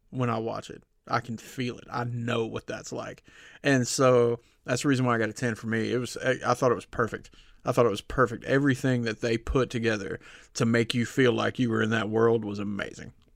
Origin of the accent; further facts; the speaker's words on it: the South, United States; growing up in the South